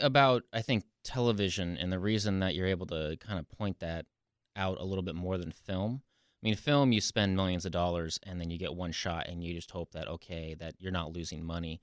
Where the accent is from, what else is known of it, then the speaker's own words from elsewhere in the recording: the Northwest, Pacific Northwest, United States; growing up in the Northwest